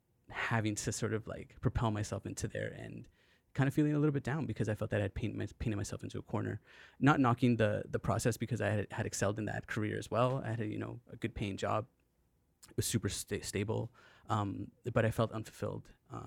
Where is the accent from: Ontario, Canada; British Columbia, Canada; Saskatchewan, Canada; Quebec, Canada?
British Columbia, Canada; So being a Canadian kid, kind of growing up, you know, sometimes there was a little bit of a lack of identity in terms of things that we were looking at around us that inspired us.